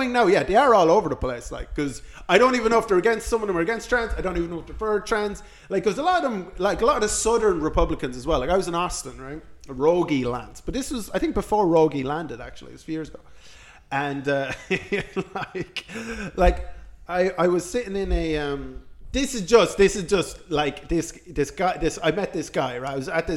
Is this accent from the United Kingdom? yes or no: no; Ireland; I'm Irish.